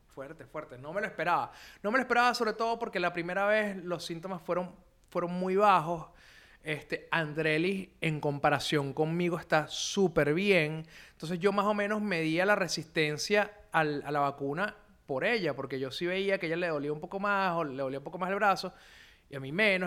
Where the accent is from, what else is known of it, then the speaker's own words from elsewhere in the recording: Venezuela; en mi país